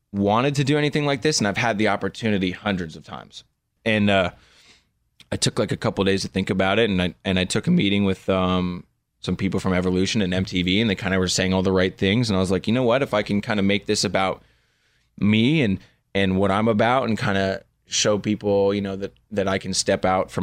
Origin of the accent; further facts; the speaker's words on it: Malibu, California, United States; growing up in Malibu